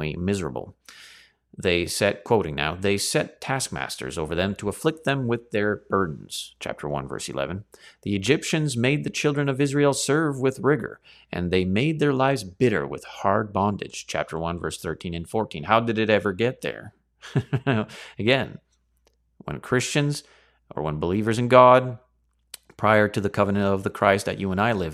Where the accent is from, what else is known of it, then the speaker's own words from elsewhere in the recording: Canada; me here as a Canadian in Chinada